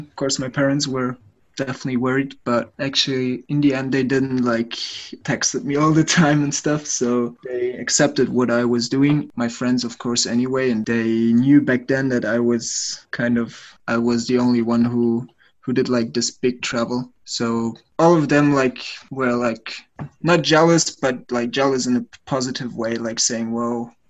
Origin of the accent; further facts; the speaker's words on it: Munich, Bavaria, Germany; from Germany, Munich.